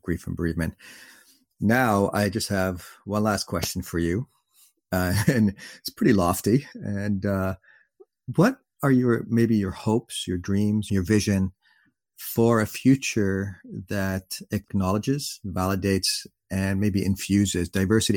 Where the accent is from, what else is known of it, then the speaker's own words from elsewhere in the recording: Canada; my parents are Middle Eastern. I'm Canadian Middle Eastern or Middle Eastern Canadian